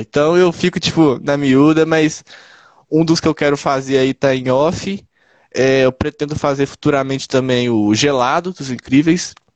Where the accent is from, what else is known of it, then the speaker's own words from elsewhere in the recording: Ibirité, Minas Gerais, Brazil; eu sou de Birité, né? Cidade que eu moro é Birité.